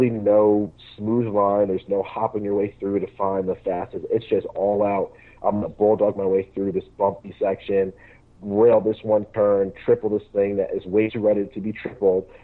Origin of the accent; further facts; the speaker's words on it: Connecticut, United States; now in Milwaukee, United States; I'm from Connecticut. I just live in Milwaukee.